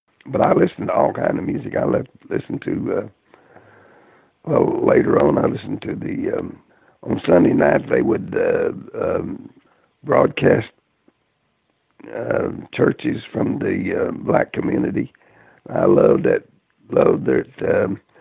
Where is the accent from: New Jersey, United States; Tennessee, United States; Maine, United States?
Tennessee, United States; Spring City; I'm from a little town up in East Tennessee, Spring City, Tennessee